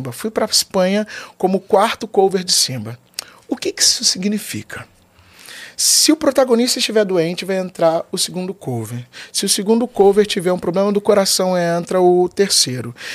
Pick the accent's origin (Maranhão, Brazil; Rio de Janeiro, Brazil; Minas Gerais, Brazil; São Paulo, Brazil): Rio de Janeiro, Brazil; E aí, nossa, sou do Vidigal, eu sou um, eu sei ser um lorde.